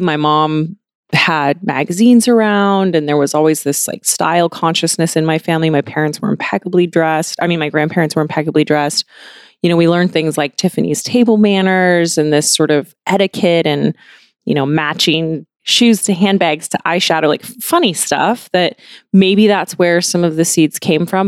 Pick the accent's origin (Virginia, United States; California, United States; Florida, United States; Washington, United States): Washington, United States; I grew up in Washington State. I grew up on a farm, mostly in Washington State